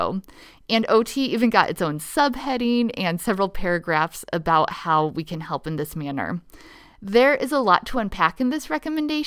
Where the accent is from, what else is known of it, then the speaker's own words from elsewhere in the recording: Nebraska, United States; my home state of Nebraska